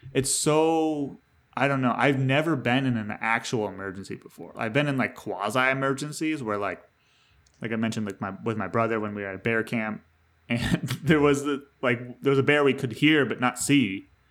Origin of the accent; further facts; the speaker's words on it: New York, United States; I'm a New Yorker in the state sense of it